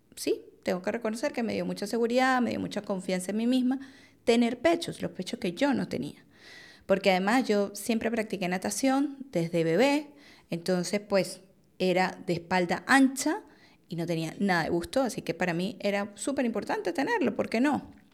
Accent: Venezuela; Yo soy venezolana, en Venezuela es bastante común una cirugía plástica

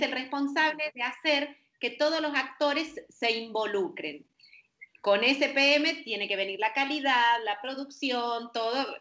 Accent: Argentina; now in Panama; Nací en Argentina, ahora estoy en Panamá

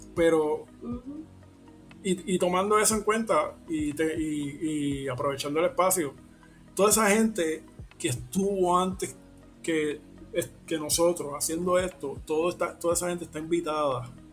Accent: Puerto Rico; nuestra identidad como, como puertorriqueño

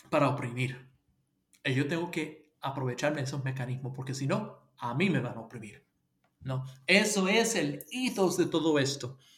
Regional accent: Puerto Rico; moved away as an adult; also born or lived in United States; cuando llegué a Puerto Rico a los 12 años. Nací en los Estados Unidos eh, y llegué a Puerto Rico cuando ya se divorciaron mis padres y me quedé ahí hasta los 27 años.

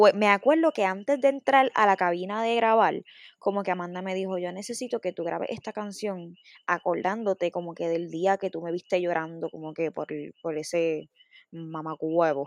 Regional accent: Bayamón, Puerto Rico; Yo soy de Bayamón, de San Juan

